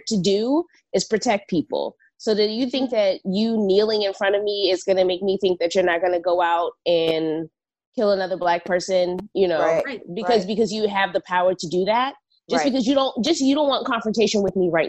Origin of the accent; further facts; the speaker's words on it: United States; We are American and we've been here for the last 500 years.